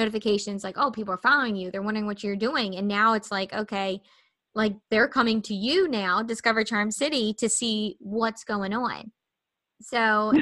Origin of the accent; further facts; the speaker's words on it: Baltimore, Maryland, United States; we're from Baltimore and so big city